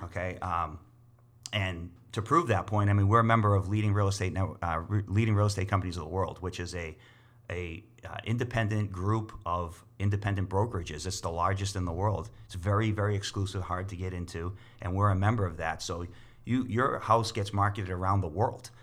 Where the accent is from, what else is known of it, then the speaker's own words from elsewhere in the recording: Boston, Massachusetts, United States; also born or lived in Leominster, Massachusetts; now in Winchendon, United States; I was born and raised in Boston.